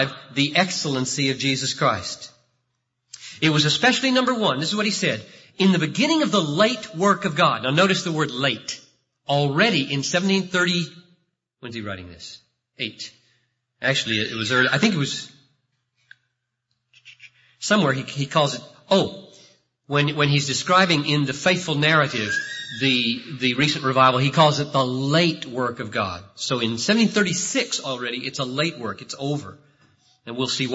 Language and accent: English; the South, United States; moved away; I grew up in the South.